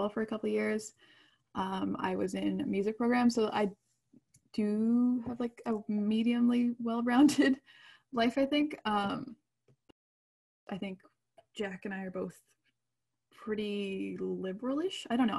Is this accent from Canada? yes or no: yes; Canada; we're Canadian. We live up in the north.